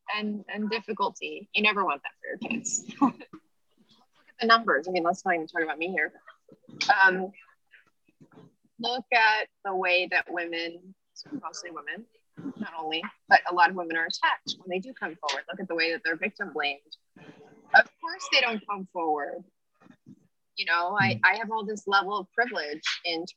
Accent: California, United States; moved away; I'm from California. Like, so I'm the one who's not from here

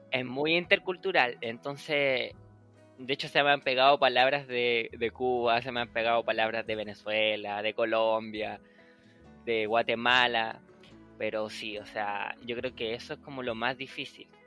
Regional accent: Chile; accent: Chilean; no, soy chileno. Me dice, oh, ¿en serio? ¿No sabías que eres chileno? Porque no se te nota, porque me acostumbré tanto al hablar neutro que ya no tengo tanto el acento chileno

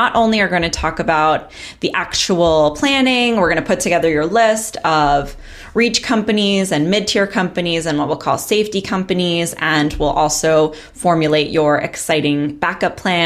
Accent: Long Island, New York, United States; I'm from Long Island

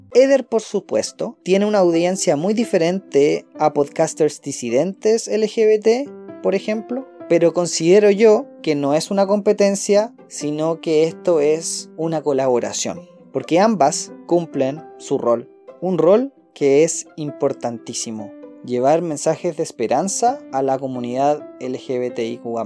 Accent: Chile; soy más chileno de lo que creía

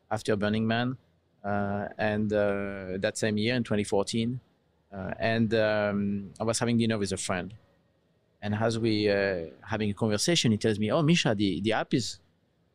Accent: south of France, France; moved away as an adult; now in United States; my accent. You probably recognize that I come from Europe. I'm French originally, south of France. Moved to the US 11 years ago.

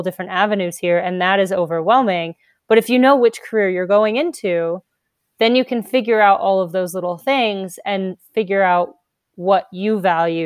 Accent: California, United States; moved away as an adult; also born or lived in Mississippi; I was from California

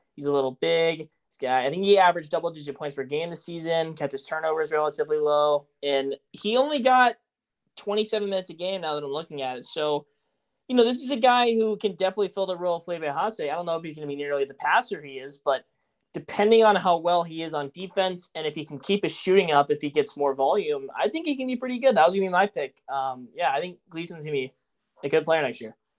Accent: Texas, United States; I'm from Texas

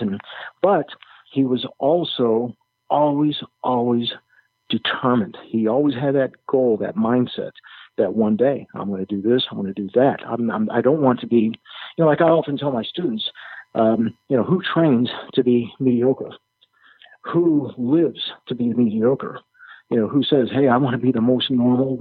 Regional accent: Chicago, Illinois, United States; moved away; I grew up in Chicago

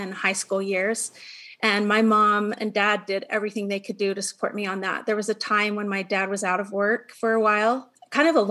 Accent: Utah, United States; also born or lived in Kaysville, Utah; I live in Kaysville, Utah, born and raised in Utah

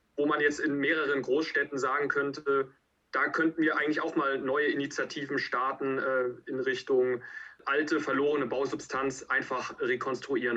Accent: North Rhine-Westphalia, Germany; bei uns in NRW

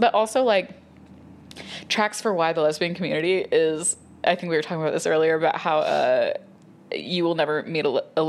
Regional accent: Texas, United States; I'm such a Texan

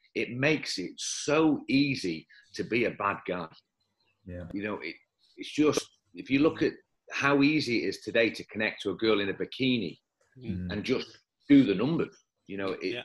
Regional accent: Leeds, Yorkshire and the Humber, United Kingdom; now in Dubai, United Arab Emirates; I was born in Leeds

